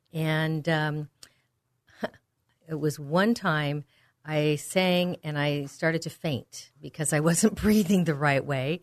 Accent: Walnut Creek, California, United States; the San Francisco Bay Area where I grew up in Walnut Creek

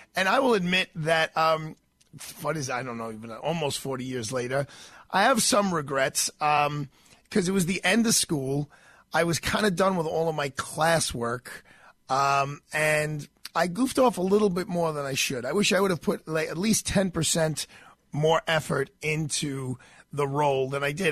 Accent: New York City, New York, United States; someone who grew up in New York City

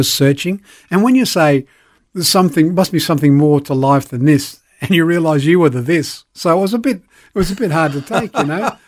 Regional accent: Elizabeth, South Australia, Australia; also born or lived in Belfast, Northern Ireland / Perth / Sydney; I grew up in Elizabeth, played a lot of sport, was with high school, went to university

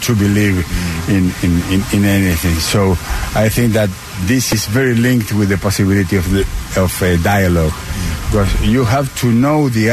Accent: Patagonia, Argentina; moved away as an adult; now in Washington, D.C., United States; I grew up in the southern part of my country, in Patagonia

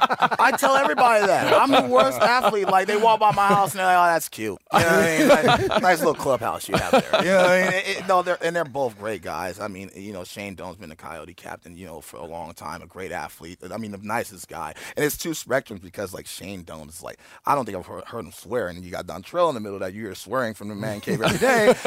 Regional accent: Oakland, California, United States; The town, I'm from Oakland.

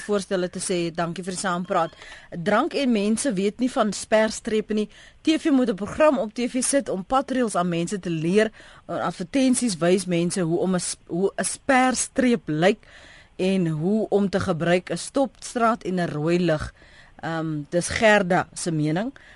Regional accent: South Africa; ons as Suid-Afrikaners

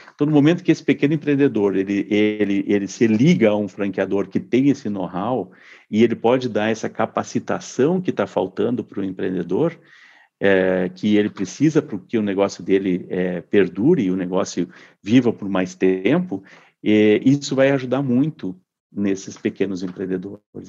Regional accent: Santa Maria, Rio Grande do Sul, Brazil; moved away as an adult; eu nasci em Santa, em Santa Maria, no Rio Grande do Sul, eh, e morei lá até os 24 anos

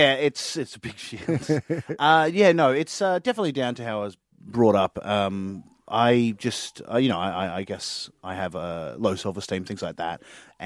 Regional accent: Queensland, Australia; I mean, I'm from Queensland and the only time you're ever allowed to promote yourself is, you know, promoting Origin and that you've watched it.

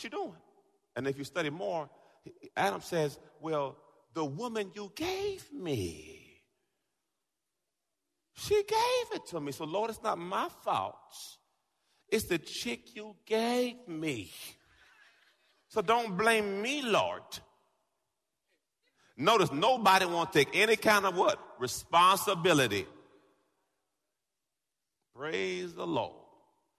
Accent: Jamaica; I'm Jamaican

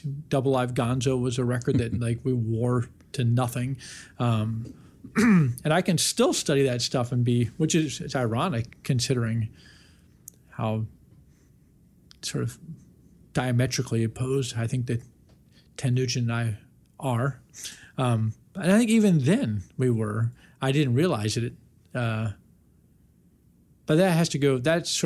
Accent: Washington, District of Columbia, United States; a kid growing up in Washington, D.C.

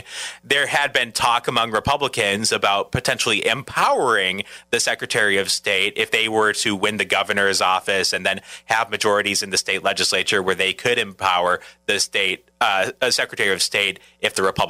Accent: Minnesota, United States; now in La Crosse, United States; because I'm from Minnesota that I'm thinking this way

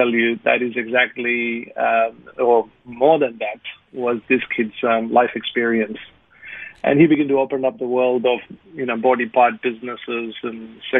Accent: India; moved away as an adult; now in Australia; being born an Indian

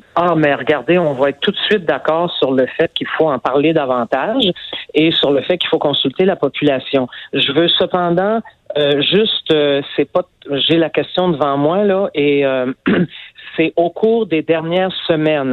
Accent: Montreal, Quebec, Canada; je suis montréalaise

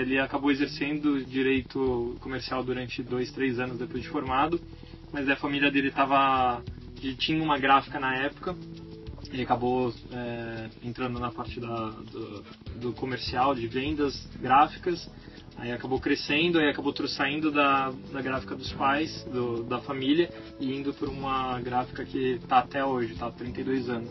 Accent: São Paulo, Brazil; Eu nasci em São Paulo também, no bairro do Tatuapé

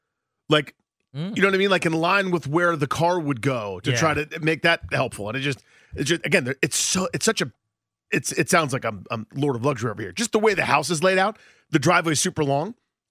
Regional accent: Massachusetts, United States; Like, I'm from Massachusetts.

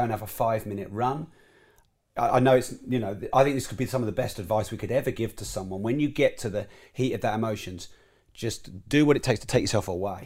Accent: Peterborough, East of England, United Kingdom; I was raised in Peterborough

